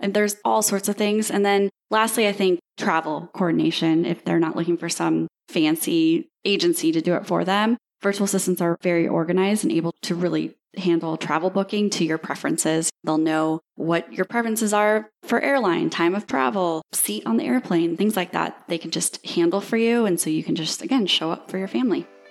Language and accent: English; Dubuque, Iowa, United States; moved away as an adult; also born or lived in Ames, Iowa; now in Destin, United States; born and raised in Iowa, went to Iowa State University.